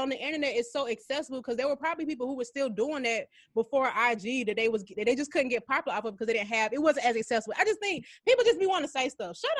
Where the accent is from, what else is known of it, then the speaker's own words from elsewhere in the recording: Atlanta, Georgia, United States; I'm glad I'm from the hood. I'm glad I'm from Atlanta.